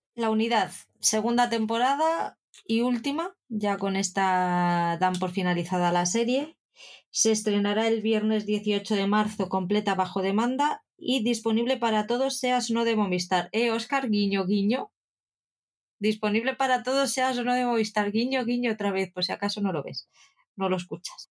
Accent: Spain; hablamos latino en España

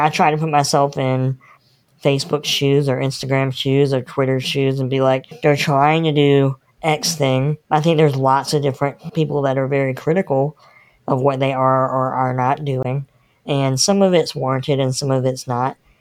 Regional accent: North Carolina, United States; I'm born and bred in North Carolina

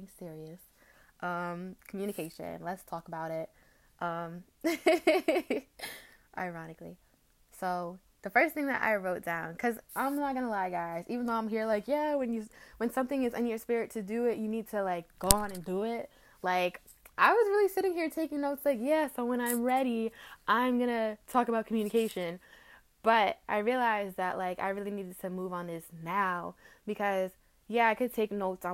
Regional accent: United States; being African American

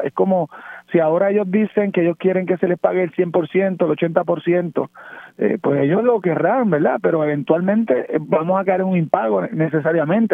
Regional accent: Puerto Rico

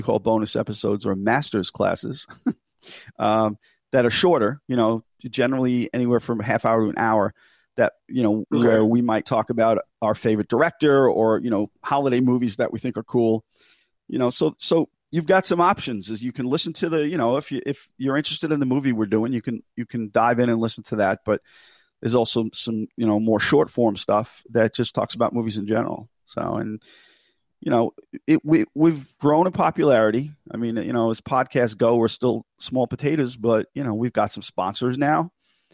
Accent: Long Island, New York, United States; accent: New York / kind of New England accent; moved away as an adult; now in Massachusetts, United States; I grew up in New York on Long Island, and I've been up here in Massachusetts for 17 years

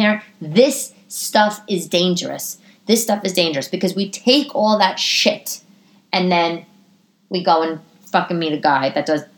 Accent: New York City, New York, United States; when I was growing up in Staten Island

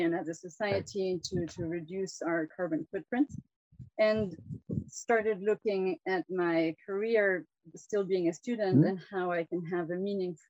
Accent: France; now in Kenya; I come from a Swiss family. I'm Swiss and from a German-speaking part from both of my parents. But I was born and raised in France.

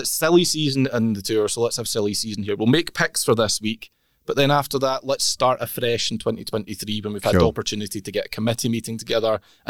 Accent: Scotland, United Kingdom; we're Scottish

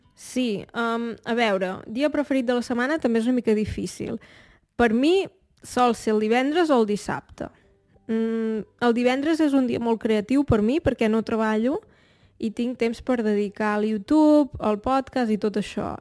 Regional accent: Torelló, Catalonia, Spain; Jo en realitat no sóc de Barcelona, sóc de Torelló, que és un poble que queda una hora i mitja de Barcelona

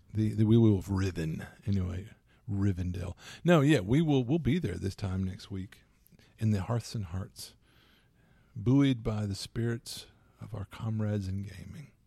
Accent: Louisiana, United States; I'm from Louisiana

